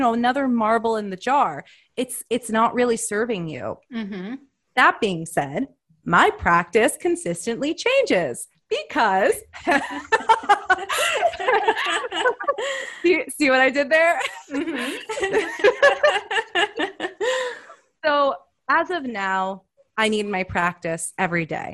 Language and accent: English; United States